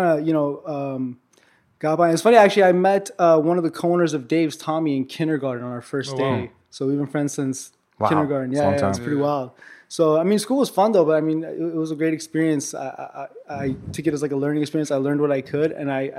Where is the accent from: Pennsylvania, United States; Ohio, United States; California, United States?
California, United States; Los Angeles; also born or lived in Armenia; I was born in Armenia, and I moved out here with my family when I was like 2 years old, or about 2.5 years old. Moved to Hollywood, pretty much grew up in Hollywood the whole time